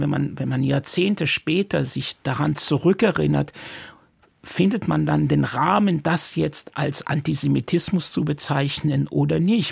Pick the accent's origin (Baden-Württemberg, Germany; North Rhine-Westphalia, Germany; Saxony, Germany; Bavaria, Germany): Baden-Württemberg, Germany; Mannheim; first language Yiddish; German is a second language; moved away as an adult; now in Tel Aviv, Israel; ich wuchs auf in B619. Das ist mittendrin